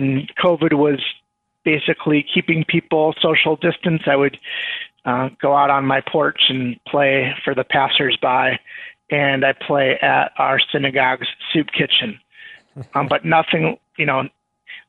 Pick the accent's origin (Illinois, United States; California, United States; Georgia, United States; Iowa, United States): Illinois, United States; Chicago; also born or lived in Minnesota / Evanston; I grew up in the Chicago area